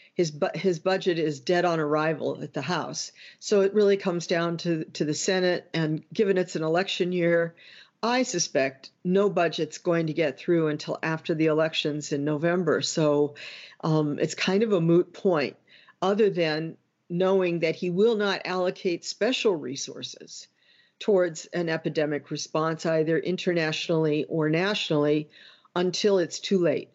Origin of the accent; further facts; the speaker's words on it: United States; as an American